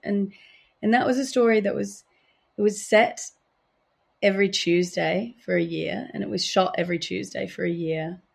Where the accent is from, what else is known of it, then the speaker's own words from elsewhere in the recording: Adelaide, South Australia, Australia; moved away; Fucking Adelaide, which is about my hometown